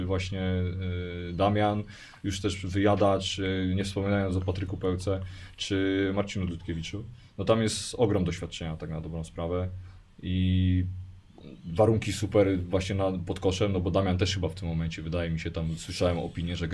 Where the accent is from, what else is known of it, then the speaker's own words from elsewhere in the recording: Poznań, Greater Poland, Poland; No, 40 kilometrów od nas, raczej od nas jestem Poznań. Tak, tutaj jakaś mniejsza miejscowość niż Opalenica, ale ten.